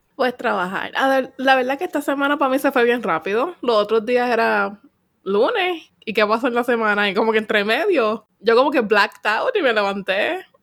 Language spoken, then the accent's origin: Spanish; Puerto Rico; now in Texas, United States